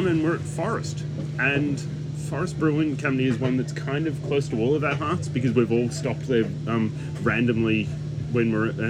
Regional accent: Ballarat, Victoria, Australia; now in Melbourne, Australia; I grew up in Ballarat.

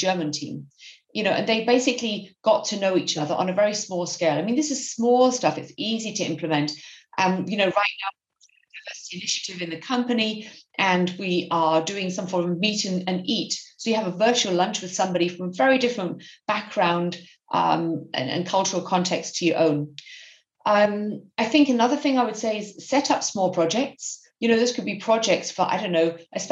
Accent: United Kingdom; moved away as an adult; also born or lived in Berlin; I'm native British.

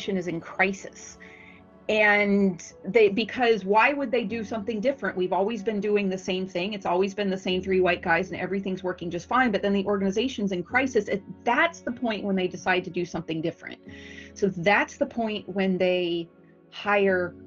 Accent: United States; I'm from the United States

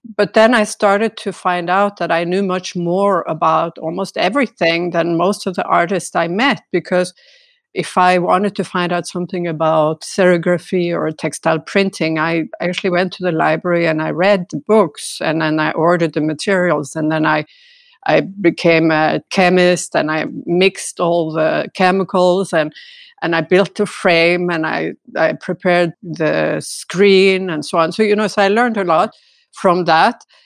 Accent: Norway; also born or lived in Stavanger, Norway / Santa Cruz / France

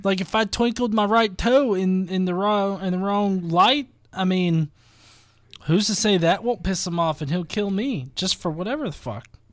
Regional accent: the American South, United States; as a Southerner

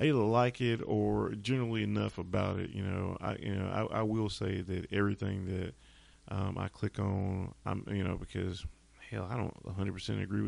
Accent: North Carolina, United States; I'm from North Carolina

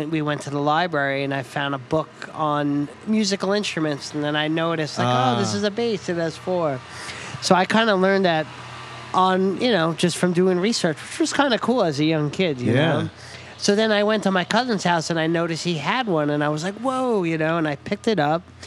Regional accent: Lindenhurst, New York, United States; when I was a young kid, growing up in New York on Long Island, very close to New York City, a town called Lindenhurst

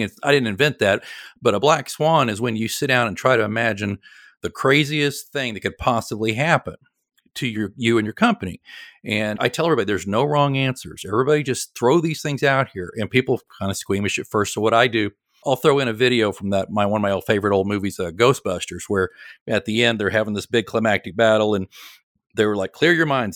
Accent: Oklahoma City, Oklahoma, United States; moved away as an adult; now in Kansas City, United States; I'm from Oklahoma City originally

